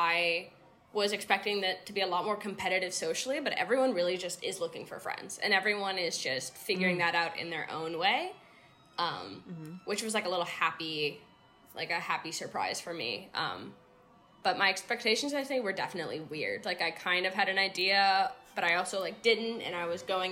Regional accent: San Francisco, California, United States; moved away as an adult; now in Somerville, United States; I am from San Francisco, but I'm currently living in Somerville

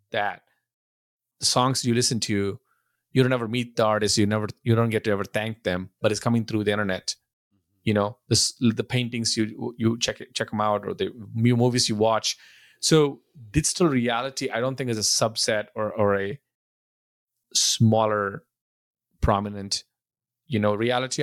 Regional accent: India; now in Buford, United States; I grew up in India and I, now I'm in, in the U S

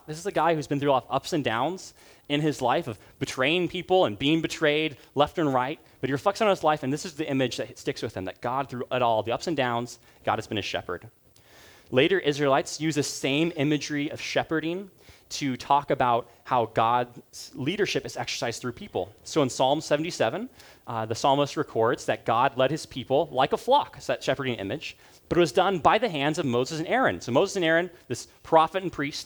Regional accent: Uganda; moved away; So where I grew up in Uganda

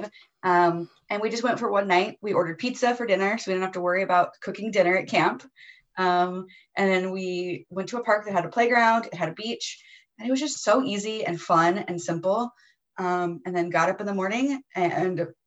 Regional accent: United States; as an American

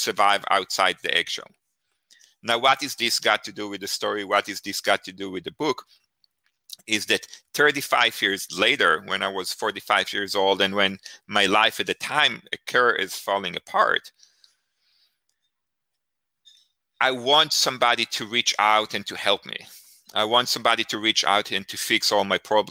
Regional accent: Israel; moved away; I grew up in Israel. I grew up in a kibbutz.

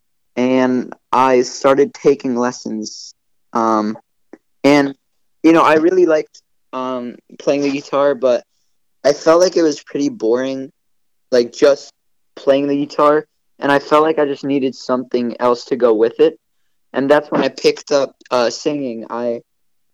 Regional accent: New Jersey, United States; I am originally from New Jersey. I still live there. My parents immigrated from Hungary back like 20 years ago, started a new life here

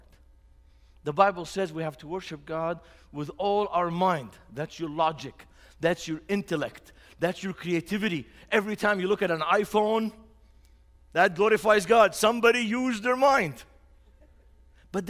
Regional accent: Beirut, Beirut Governorate, Lebanon; moved away as an adult; now in Indianapolis, United States; the city I grew up in. That's the city I grew up in, 3 blocks from the seashore. Beirut has 300 days of sunshine

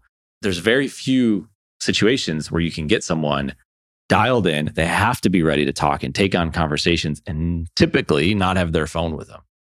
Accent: Buffalo, New York, United States; I'm from Buffalo.

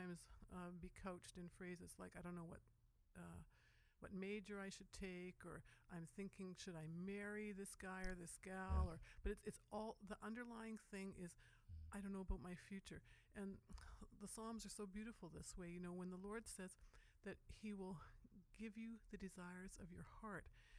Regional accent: West Kootenays, British Columbia, Canada; I'm from the West Kootenays

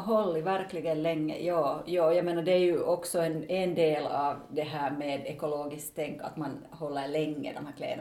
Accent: Finland; som finländsk företagare

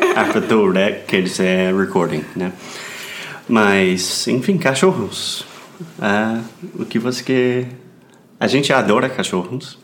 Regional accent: United States; Portuguese is a second language; I'm an American learning Brazilian Portuguese.

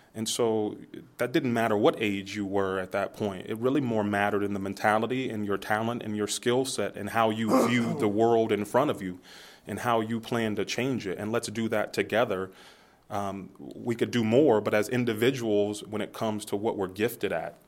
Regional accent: Youngstown, Ohio, United States; I'm from Youngstown

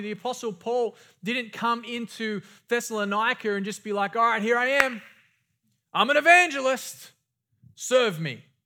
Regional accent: Australia; growing up in Australia

